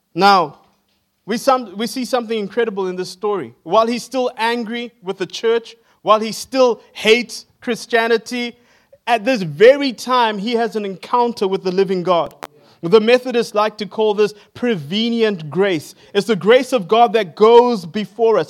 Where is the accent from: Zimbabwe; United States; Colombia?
Zimbabwe; now in Johannesburg, South Africa; I am from Johannesburg in South Africa. I grew up in Zimbabwe